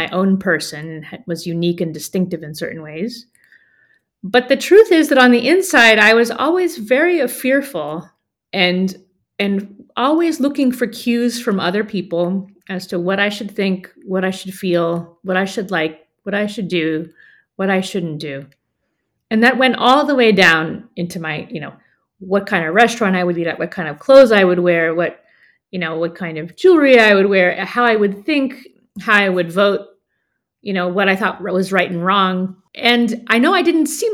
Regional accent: United States; I'm American

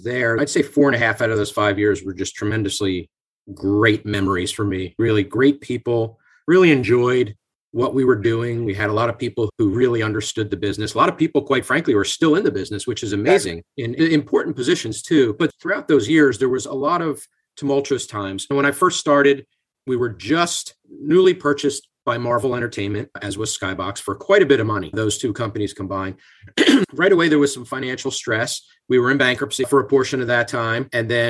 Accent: Bucks County, Pennsylvania, United States; also born or lived in Bronx, New York / New Jersey; I was born in the Bronx, but when I was at a very young age, my family relocated down to Bucks County, Pennsylvania. So I'm a Philly guy. I've lived in either the Pennsylvania side of the river or the New Jersey side for the majority of my life.

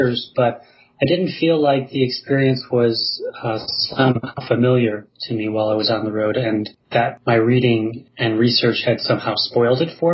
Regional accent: Chicago, Illinois, United States; I grew up in Chicago

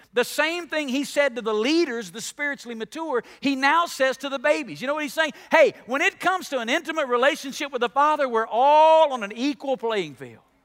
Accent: Alabama, United States; I grew up in Alabama

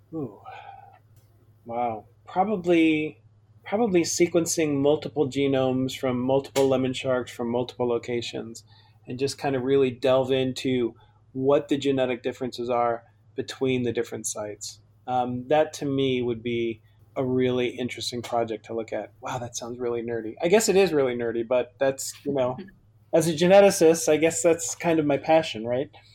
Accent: Chicago, Illinois, United States; I grew up in Chicago

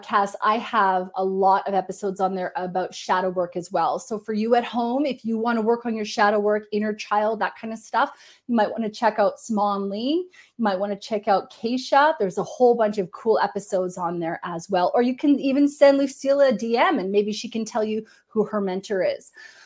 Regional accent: Canada; I'm Canadian

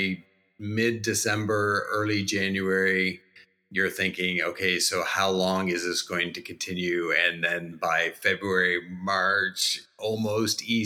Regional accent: New Brunswick, Canada; moved away as an adult; now in Jacksonville, United States; I'm Canadian, eh? So I grew up in East Coast Canada. If you go up I-95 all the way to the top and then hang right, that's New Brunswick, and that's where we're from.

